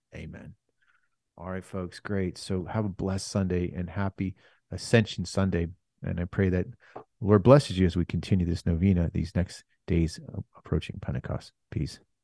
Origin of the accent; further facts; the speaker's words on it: United States; we're Americans